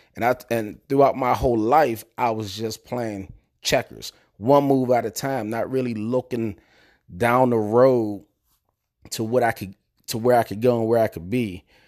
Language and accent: English; Prince George's County, Maryland, United States; also born or lived in Pittsburgh, Pennsylvania; I'm originally from Pittsburgh, Pennsylvania. Uh, I moved to Prince George's County, Maryland when I was about nine years old. Uh, I grew up in a place called Spring Hill Lake Apartments